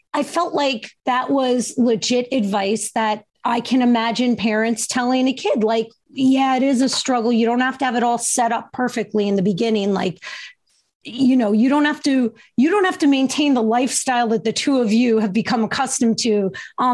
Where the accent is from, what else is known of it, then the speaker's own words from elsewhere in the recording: New Jersey, United States; He is from my home state